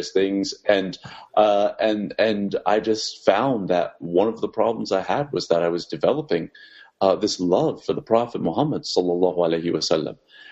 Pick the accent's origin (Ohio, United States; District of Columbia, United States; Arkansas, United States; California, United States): District of Columbia, United States; Washington; born and raised in Washington, D.C.